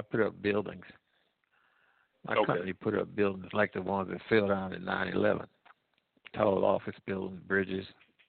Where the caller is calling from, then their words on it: Midwest, United States; I'm calling from the Midwest.